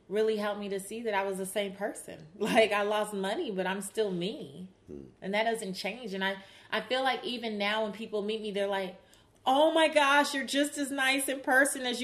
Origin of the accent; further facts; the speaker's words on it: Los Angeles, California, United States; growing up in South Central Los Angeles